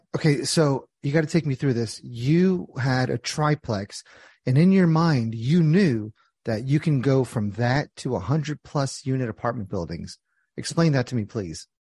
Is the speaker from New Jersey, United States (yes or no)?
yes; New Jersey, United States; I'm from Jersey